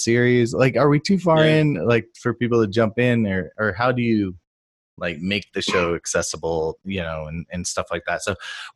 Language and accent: English; Austin, Texas, United States; also born or lived in Japan; here in Austin, Texas, my hometown